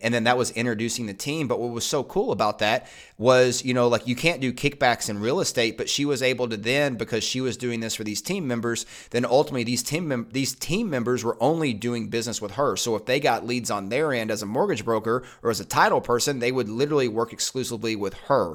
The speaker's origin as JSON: {"language": "English", "region": "Eastern Kentucky", "country": "United States", "tie": "born or raised there", "moved": "yes", "said": "I grew up in Eastern Kentucky"}